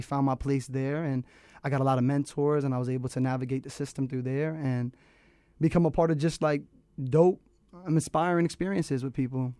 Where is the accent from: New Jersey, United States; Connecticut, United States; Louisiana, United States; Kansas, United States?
Connecticut, United States; Manchester; I'm from Manchester, Connecticut